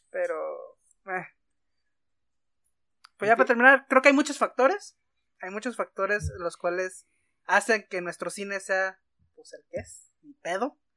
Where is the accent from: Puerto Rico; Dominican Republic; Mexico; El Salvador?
Mexico; Monterrey, Nuevo León; now in Mexico City, Mexico; yo soy super fifi de Monterrey y me estoy viniendo a Ciudad de México a vivir una vida más terrenal